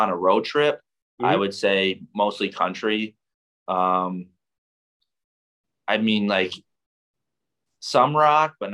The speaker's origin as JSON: {"language": "English", "region": "Michigan", "country": "United States", "said": "I'm from Michigan."}